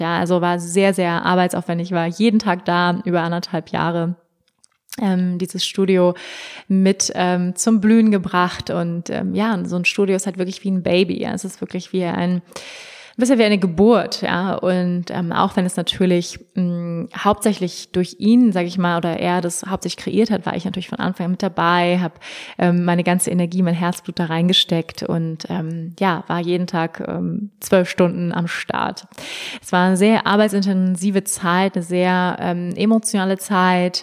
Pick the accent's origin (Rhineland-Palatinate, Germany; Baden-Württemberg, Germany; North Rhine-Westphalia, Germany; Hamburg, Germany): Hamburg, Germany; moved away; also born or lived in Bali / Berlin; ich komme aus Hamburg ursprünglich